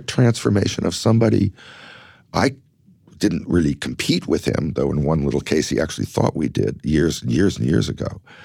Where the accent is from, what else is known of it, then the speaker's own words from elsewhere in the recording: Los Angeles, California, United States; growing up in Los Angeles